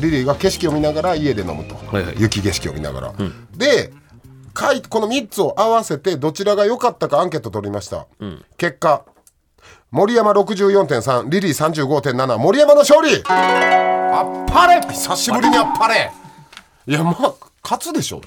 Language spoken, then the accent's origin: Japanese; Kansai, Japan; accent: Kansai; ザ・関西人が一生懸命標準語喋ってるって感じ